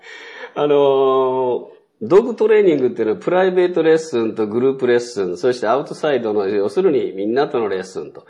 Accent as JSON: {"language": "Japanese", "town": "Moriguchi", "region": "Osaka", "country": "Japan", "tie": "born or raised there", "also_born_or_lived": "Kochi Prefecture", "accent": "Osaka dialect", "said": "高知県出身ですけども、三歳の時にも大阪に引っ越してきてまして"}